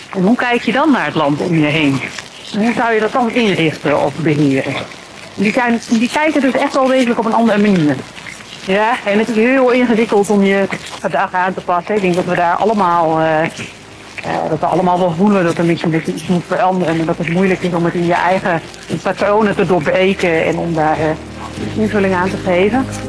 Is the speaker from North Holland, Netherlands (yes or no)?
no; Veluwe, Gelderland, Netherlands; also born or lived in Groningen; ik ben zelf opgegroeid op de Veluwe.